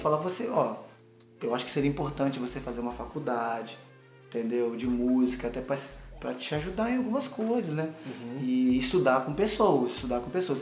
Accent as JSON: {"language": "Portuguese", "town": "Cachoeiro de Itapemirim", "region": "Espírito Santo", "country": "Brazil", "moved": "yes", "said": "foi uma vez que eu toquei na minha cidade, em Cachoeira. Eu sou de Cachoeira, Itapemirim"}